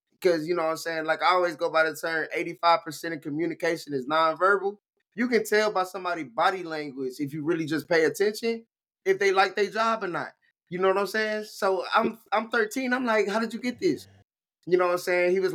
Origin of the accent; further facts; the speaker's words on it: Saginaw, Michigan, United States; I'm from Saginaw